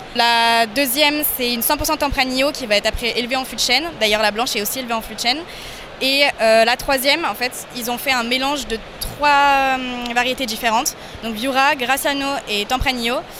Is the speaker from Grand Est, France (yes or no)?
no; Lyon, Auvergne-Rhône-Alpes, France; also born or lived in Spain; je viens de Lyon